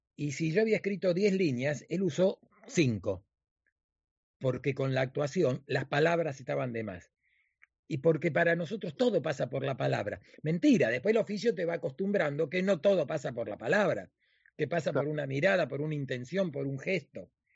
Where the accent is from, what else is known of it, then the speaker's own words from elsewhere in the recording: Argentina; now in Miami, United States; nosotros los argentinos